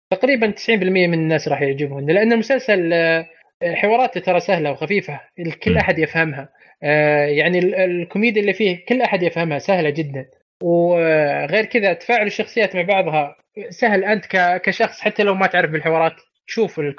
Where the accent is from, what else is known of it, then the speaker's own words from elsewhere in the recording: Saudi Arabia; لك انا اب سعودي